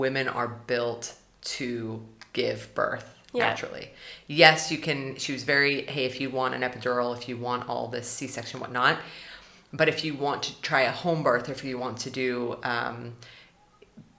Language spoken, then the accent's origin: English; United States; now in Germany; if we stay in Germany as an American and my husband's Swedish